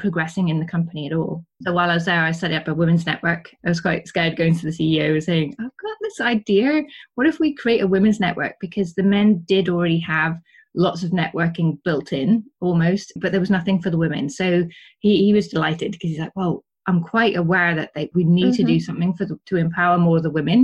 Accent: Wales, United Kingdom; first language English; moved away as an adult; now in Switzerland; I'm Welsh.

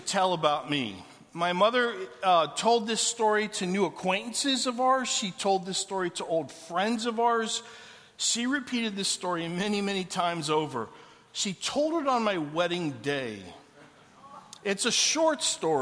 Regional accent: Canton, Ohio, United States; moved away as an adult; also born or lived in Atlanta, Georgia / Los Angeles / Orlando, Florida / Portland, Oregon; When I was 18 years, I left Canton, Ohio to go to college in Atlanta, Georgia, and I was the first one in my family to leave home.

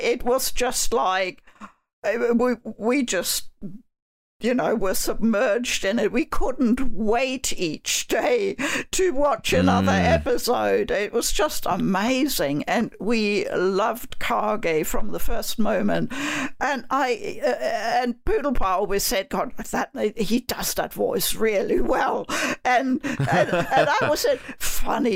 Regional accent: Germany; moved away as an adult; also born or lived in United Kingdom; now in New Zealand; I was born and raised in Germany.

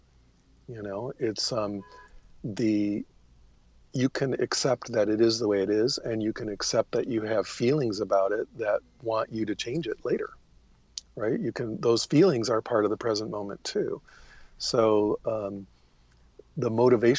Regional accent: United States; As an American

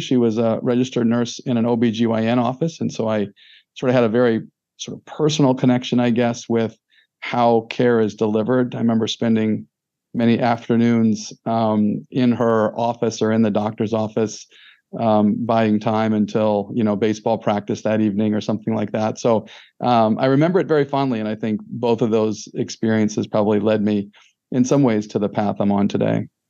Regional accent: Fairview Heights, Illinois, United States; I'm from a little town in southern Illinois, uh, Luke called Fairview Heights, Illinois, uh, which is about 12 miles east of St. Louis, Missouri. So I consider myself uh, a little bit of a St. Louisan by by upbringing

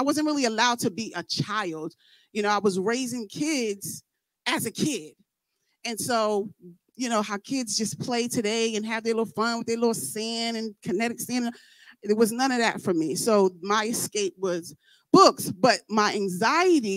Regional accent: New York, United States; I'm from New York

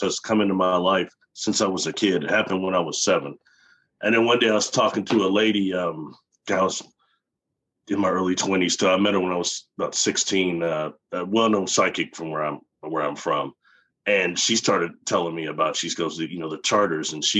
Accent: Midwest, United States; I'm from the Midwest

